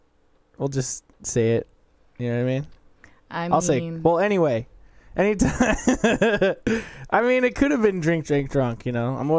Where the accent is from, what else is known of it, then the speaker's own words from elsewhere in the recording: Las Vegas, Nevada, United States; we're from the Las Vegas Valley